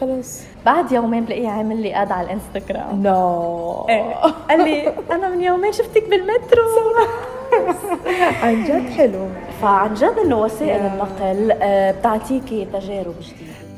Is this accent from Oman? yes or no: no; Lebanon; moved away; انا لبنانيه من لبنان